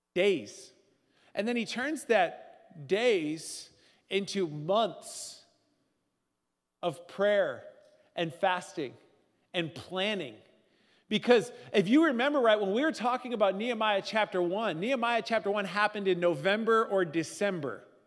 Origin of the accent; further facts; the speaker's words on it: Northern Midwest, United States; we're Northern Midwesterners